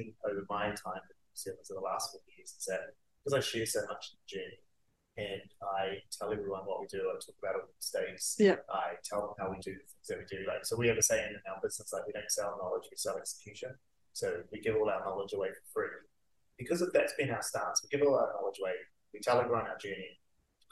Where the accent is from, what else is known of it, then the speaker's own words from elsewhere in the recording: Auckland, New Zealand; moved away as an adult; I come from South Auckland. I grew up poor